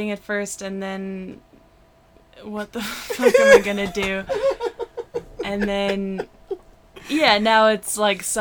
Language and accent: English; East Coast, United States; I, I grew up on on the East Coast.